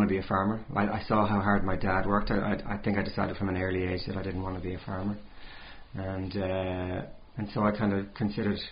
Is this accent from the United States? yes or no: no; near Galway City, Connacht, Ireland; moved away as an adult; now in New Zealand; It's near Galway City in the west of Ireland.